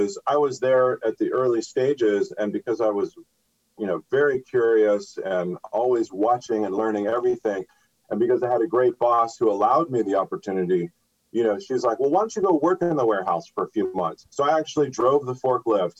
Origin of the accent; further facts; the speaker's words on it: Los Angeles, California, United States; I'm from Los Angeles, so I grew up here. I went to school here